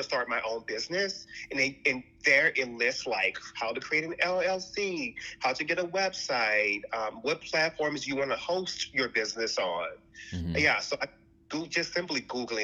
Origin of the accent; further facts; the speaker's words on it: New Orleans, Louisiana, United States; now in Los Angeles, United States; I'm originally from New Orleans.